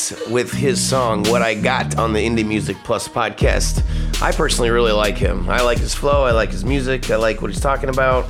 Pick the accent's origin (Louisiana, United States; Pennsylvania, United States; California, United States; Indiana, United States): Indiana, United States; Howe; my hometown is Howe, Indiana